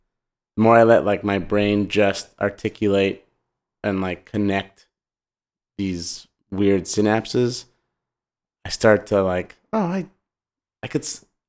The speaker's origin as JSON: {"language": "English", "town": "Montreal", "region": "Quebec", "country": "Canada", "tie": "born or raised there", "said": "I'm from Montreal and we used to play tennis, my brother and I, at the tennis court near our house."}